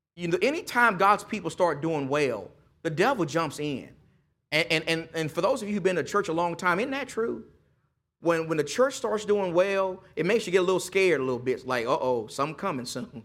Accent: East Texas, United States; I'm, I'm just from East Texas

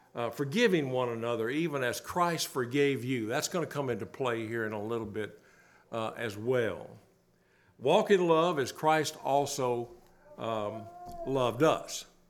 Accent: Bowling Green, Kentucky, United States; I grew up in Bowling Green, not far from there, about an hour, Kentucky

